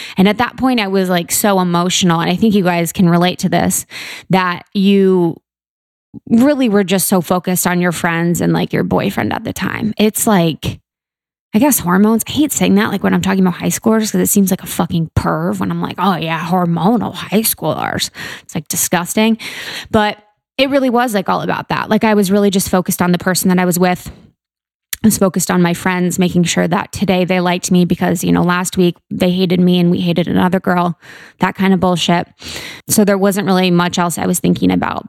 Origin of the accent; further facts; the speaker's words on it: Mason, Ohio, United States; I'm from Ohio, the Buckeye State, O H I O, uh, beautiful Ohio, um, right outside Cincinnati. It's called Mason